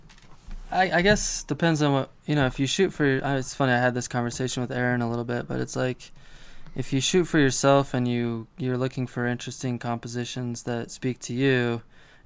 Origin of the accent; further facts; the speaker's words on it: Colorado Springs, Colorado, United States; my hometown of Colorado Springs